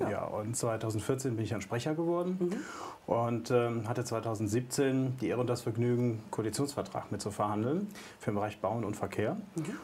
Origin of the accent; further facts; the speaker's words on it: North Rhine-Westphalia, Germany; Als Münsterländer gerne das Fahrrad.